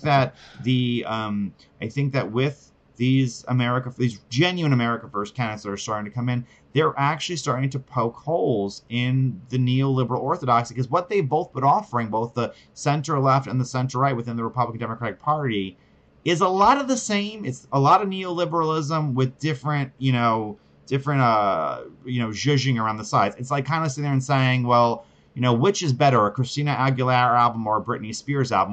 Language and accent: English; New York City, New York, United States; I'm from New York City my whole entire life